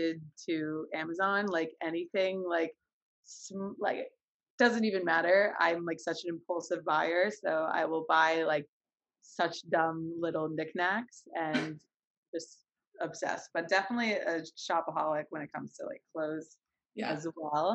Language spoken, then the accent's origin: English; New York, United States; I'm 23. I'm from New York